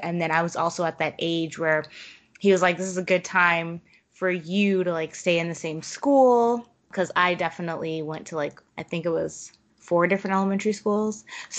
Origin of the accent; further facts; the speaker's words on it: East Coast, United States; also born or lived in South Korea / Germany / Northern Virginia; now in Burbank, United States; And I'm originally from the East Coast. I grew up an Army brat. My dad was in the Army and I moved around a lot. I was born in Korea and I lived in Germany and all over the United States.